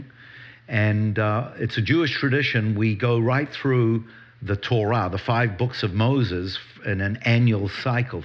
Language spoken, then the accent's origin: English; New Zealand; moved away as an adult; now in Israel; I do have an accent. I do. I grew up in New Zealand